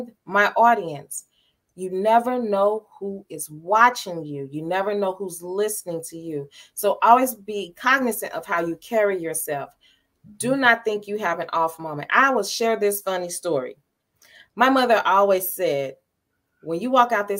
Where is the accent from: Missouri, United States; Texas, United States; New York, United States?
Missouri, United States; St. Louis; I was born and raised in St. Louis.